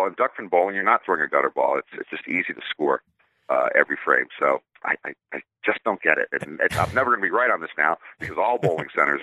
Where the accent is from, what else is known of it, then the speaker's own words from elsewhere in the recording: Washington, District of Columbia, United States; growing up in the Washington, D.C. area